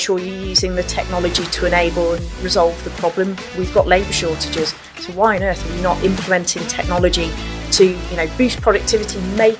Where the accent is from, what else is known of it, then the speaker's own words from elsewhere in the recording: Yorkshire and the Humber, United Kingdom; I was born in Yorkshire with a bit of a bang, so very proud of my Yorkshire roots.